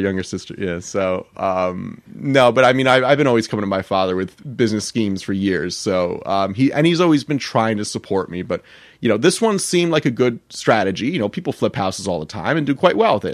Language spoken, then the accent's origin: English; Millington, New Jersey, United States; I grew up in Millington, New Jersey